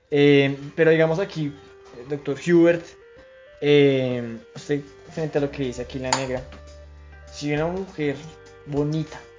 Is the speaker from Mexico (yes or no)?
no; Colombia; Muy arraigado las costumbres que tenemos nosotros como hijos y como colombianos también, puede ser.